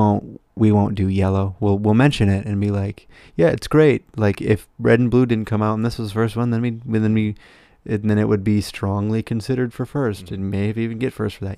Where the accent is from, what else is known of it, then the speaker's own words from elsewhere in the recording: United States; we're American